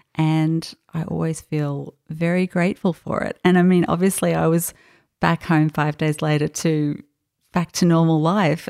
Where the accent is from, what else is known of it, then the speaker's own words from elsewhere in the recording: Australia; accent: Australian; also born or lived in France; my Australian accent, accent when I spoke